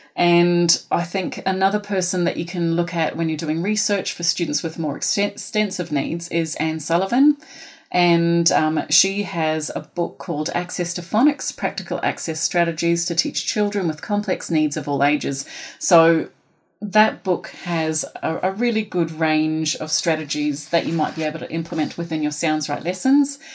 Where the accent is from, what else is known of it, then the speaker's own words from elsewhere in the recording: New Zealand; accent: Kiwi; now in Australia; I am from Aotearoa